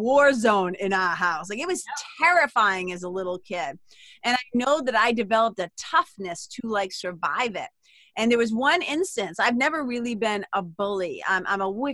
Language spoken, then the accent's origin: English; Lawrence, Massachusetts, United States; also born or lived in Amesbury, Massachusetts; I'm a kid from Lawrence